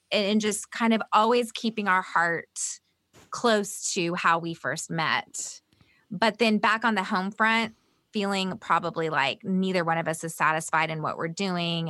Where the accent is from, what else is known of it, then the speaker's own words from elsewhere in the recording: the South, United States; also born or lived in Bolivia; growing up in the South